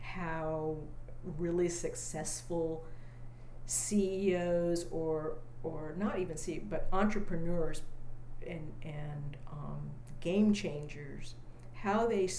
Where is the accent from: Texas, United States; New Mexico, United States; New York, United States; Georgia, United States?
Texas, United States; Austin; well, where are you from? I said, well, I live in Austin. I live on West 9th Street. And they said, no, that's not what we asked. We said, where are your people from? So then I say, well, I grew up there.